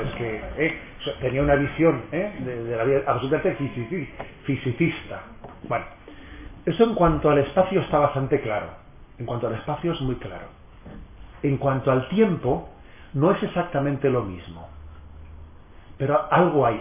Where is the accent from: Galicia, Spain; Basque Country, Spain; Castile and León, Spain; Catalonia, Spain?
Basque Country, Spain; San Sebastián; soy hijo de San Sebastián y, no de, Madrid